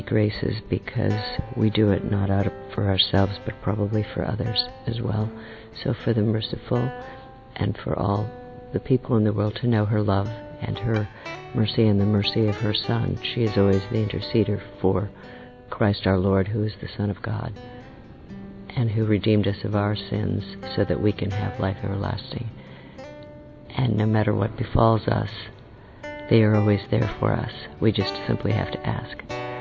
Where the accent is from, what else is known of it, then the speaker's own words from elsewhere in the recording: United States; also born or lived in Florida; I'm from the United States